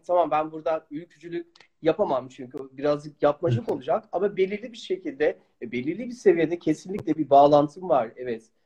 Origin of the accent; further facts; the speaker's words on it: Netherlands; ben Hollanda'da doğuyorum